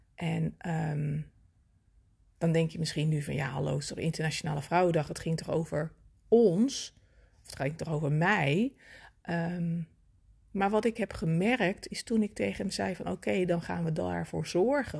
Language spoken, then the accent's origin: Dutch; Netherlands; als mede-Nederlander